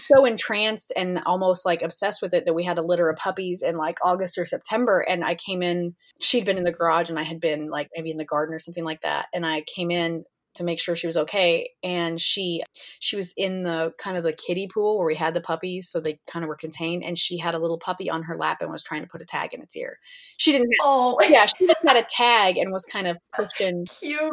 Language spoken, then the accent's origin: English; Kansas, United States; I grew up here in Kansas